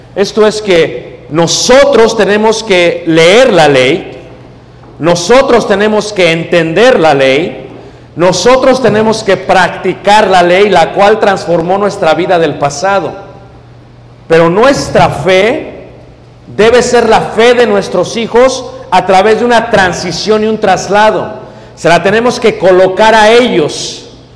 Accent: Mexico City, Mexico; yo vengo de México

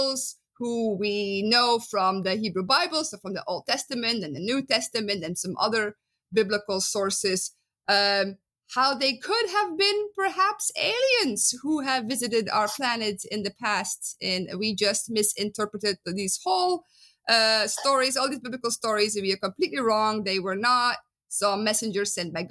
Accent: Belgium; accent: Dutch; English is a second language; moved away as an adult; also born or lived in Netherlands; now in United States; I'm originally from Belgium, as you can hear in my beautiful Dutch accent

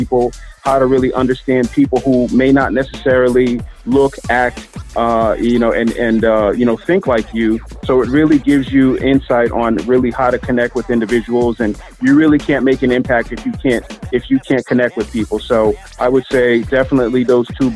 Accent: Boston, Massachusetts, United States; now in Philadelphia, United States; I'm originally from the Boston area

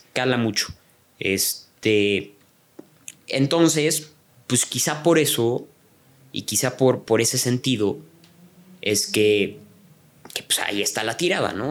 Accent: Mexico; also born or lived in Canada; como mexicanos

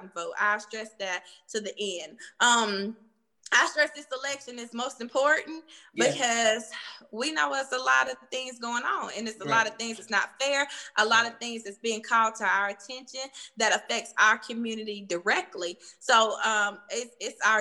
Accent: Cartersville, Georgia, United States; I'm from Cartersville

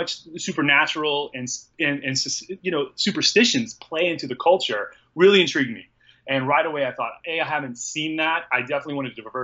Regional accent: Southeast United States, United States; I'm from the Southeast United States

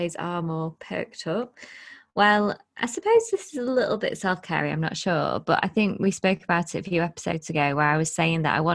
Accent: Blackpool, North West England, United Kingdom; I'm from Blackpool

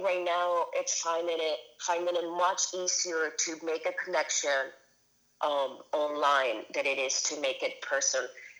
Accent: Caracas, Capital District, Venezuela; and I grew up in Caracas, Venezuela, like super Catholic, super conservative country.

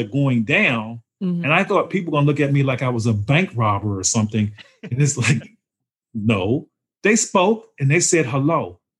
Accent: Maryland, United States; now in North Carolina, United States; I don't like the Duke team. I'm from Maryland.

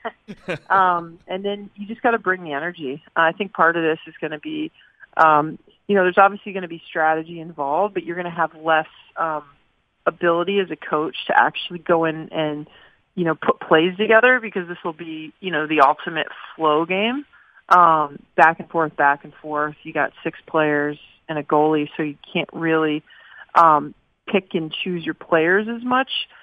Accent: Southern California, United States; I grew up in Southern California, in a very non-traditional hockey state

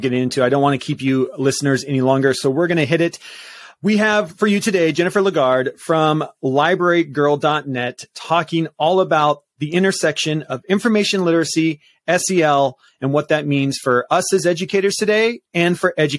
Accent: Washington, United States; moved away; my home state.

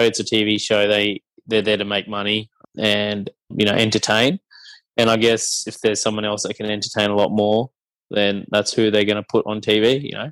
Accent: Cairns, Queensland, Australia; also born or lived in Brisbane; I grew up in Cairns, so there wasn't many Sri Lankan families up there

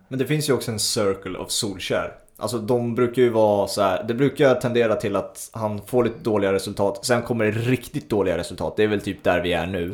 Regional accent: Sweden; som svensk

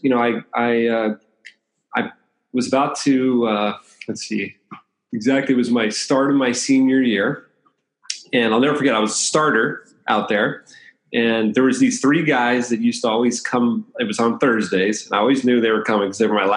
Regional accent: Bethesda, Maryland, United States; moved away as an adult; also born or lived in Los Angeles, California / Iowa; now in San Diego, United States; I grew up in the Bethesda, Maryland, right outside of Washington, D.C. Born in Los Angeles. And when I was 2 years old, my family moved to the East Coast

